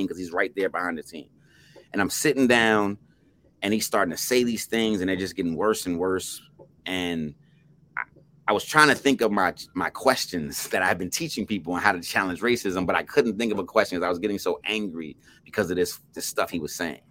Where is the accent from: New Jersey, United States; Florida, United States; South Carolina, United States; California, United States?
New Jersey, United States; Plainfield; I'm from Plainfield, New Jersey.